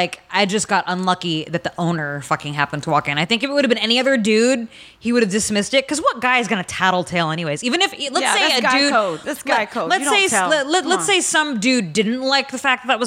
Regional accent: San Francisco, California, United States; now in Los Angeles, United States; I'm from San Francisco

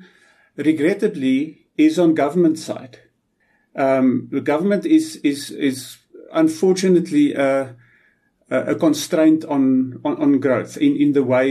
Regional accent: South Africa; a South African pyrometallurgist

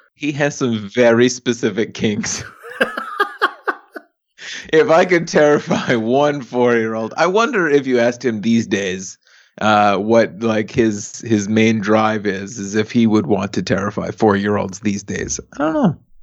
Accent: New York City, New York, United States; where I was raised, Staten Island

